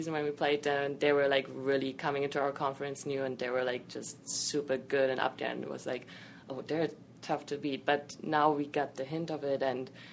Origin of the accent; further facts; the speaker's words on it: Berlin, Germany; first language German; English is a second language; moved away as an adult; now in New York, United States; Berlin, my hometown